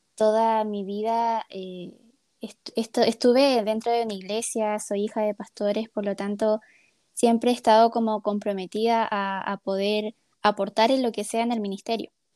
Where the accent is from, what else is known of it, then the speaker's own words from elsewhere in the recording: Chile; la mayoría somos chilenos